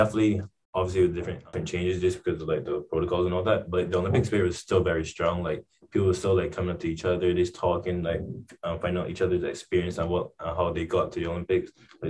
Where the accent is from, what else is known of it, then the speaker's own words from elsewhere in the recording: Barbados; my parents thought it was a good idea, since I live on an island, it was a basic life skill to know how to swim.